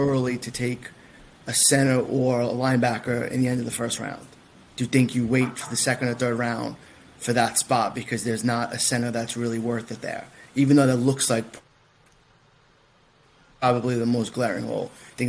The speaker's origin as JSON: {"language": "English", "town": "New York City", "region": "New York", "country": "United States", "said": "Yes, from the Bronx."}